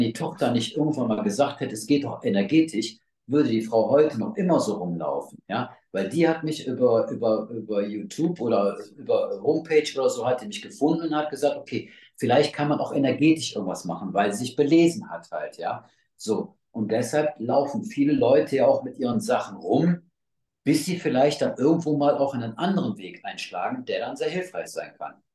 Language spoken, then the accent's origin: German; North Rhine-Westphalia, Germany; hier bei uns in NRW